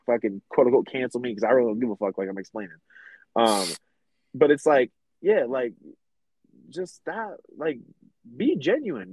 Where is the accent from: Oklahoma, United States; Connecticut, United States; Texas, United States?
Connecticut, United States; Middletown; we're both from Middletown, Connecticut